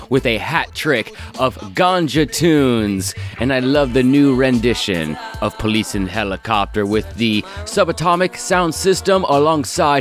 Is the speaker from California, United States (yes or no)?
yes; California, United States; I come from California